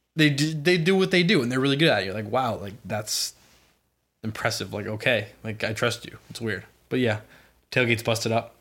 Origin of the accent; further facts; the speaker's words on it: Boston, Massachusetts, United States; I grew up in Boston